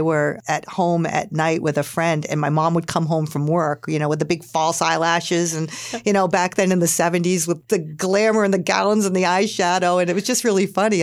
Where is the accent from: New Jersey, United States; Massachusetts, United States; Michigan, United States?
Massachusetts, United States; Hingham; when I grew up in Hingham